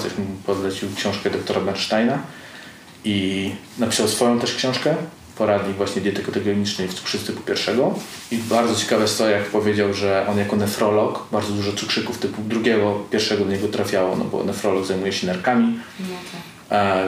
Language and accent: Polish; Pomeranian Voivodeship, Poland; ja jestem z Pomorza